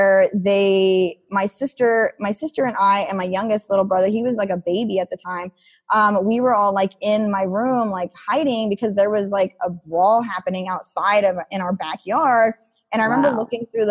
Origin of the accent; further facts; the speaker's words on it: Idaho, United States; growing up in Idaho